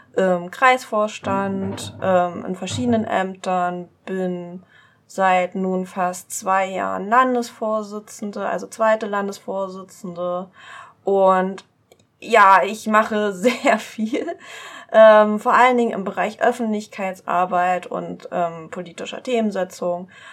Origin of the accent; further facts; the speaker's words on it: East Saxony, Germany; Ich komme aus Ostsachsen, noch östlicher als Dresden